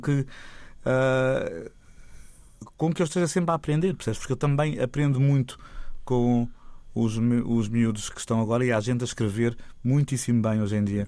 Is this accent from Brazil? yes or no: no; Lisbon, Portugal; eu nasci em Lisboa, os meus pais nasceram em Lisboa